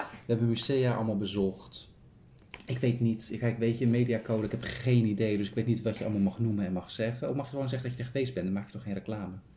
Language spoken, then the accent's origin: Dutch; Kop van Noord-Holland, North Holland, Netherlands; we komen zelf uit Noord-Holland. Kopje Noord-Holland. Mhm. Eh, kopje, gewoon de kop van Noord-Holland.